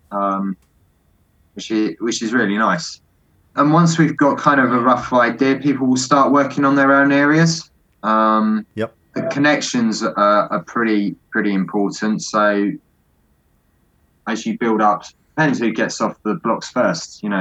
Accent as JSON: {"language": "English", "region": "Scotland", "country": "United Kingdom", "said": "They're down south. I'm from Scotland."}